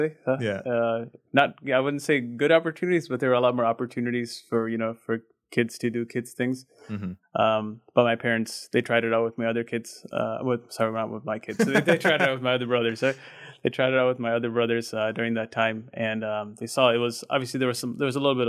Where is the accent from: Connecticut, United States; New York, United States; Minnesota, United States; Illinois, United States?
Illinois, United States; Chicago; I grew up, born and raised in Chicago